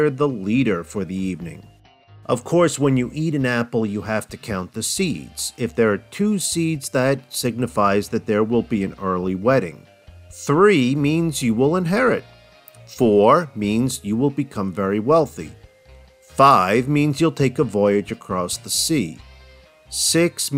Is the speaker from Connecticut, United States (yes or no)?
no; New Jersey, United States; moved away; also born or lived in the South; when I moved to the South from New Jersey